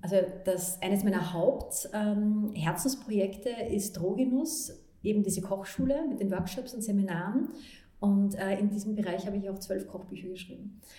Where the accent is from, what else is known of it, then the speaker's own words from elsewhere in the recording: Vienna, Austria; ich bin in Wien geboren und in eine Leistungssportlerfamilie reingeboren worden